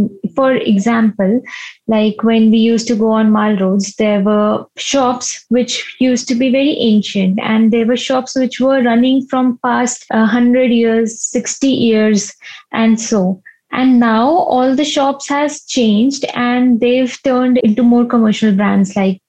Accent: Shimla, Himachal Pradesh, India; I hail from Shimla. So I've been born and brought up in Shimla and I've been staying here since the last 27 years of my life.

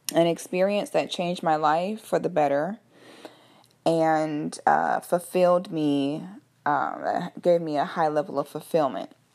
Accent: Orlando, Florida, United States

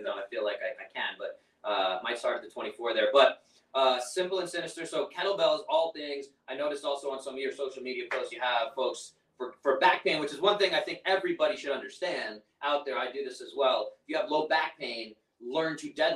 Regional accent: New York, United States; I'm from New York

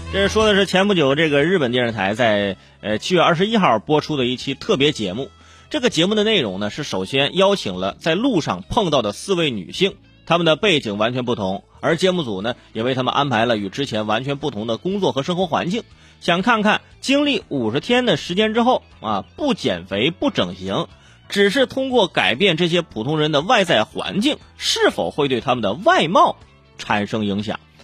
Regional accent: China; 我们中国人

